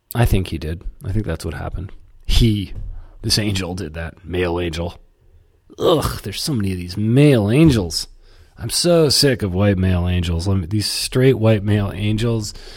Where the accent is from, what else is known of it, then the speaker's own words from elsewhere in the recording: Canada; I'm from Canada.